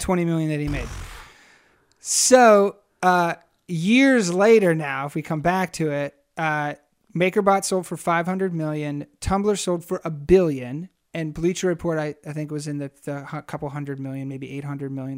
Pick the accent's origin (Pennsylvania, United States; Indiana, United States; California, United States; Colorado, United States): Pennsylvania, United States; Harrisburg; moved away as an adult; also born or lived in Rochester, New York / Queens, New York City; I grew up in Harrisburg